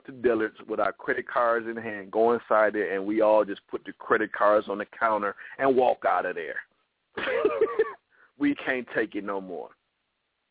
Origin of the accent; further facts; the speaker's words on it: Toledo, Ohio, United States; moved away; in my hometown